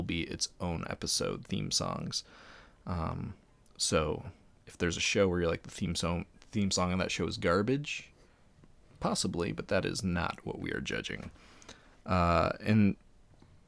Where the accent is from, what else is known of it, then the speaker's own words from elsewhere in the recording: Ohio, United States; Both Andrew and I are from Ohio